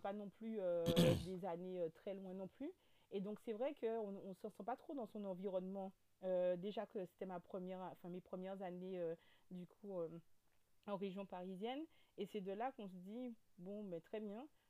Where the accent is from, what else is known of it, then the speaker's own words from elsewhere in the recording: Guadeloupe; accent: Guadeloupean; also born or lived in Metropolitan France; now in France; Je suis de la Guadeloupe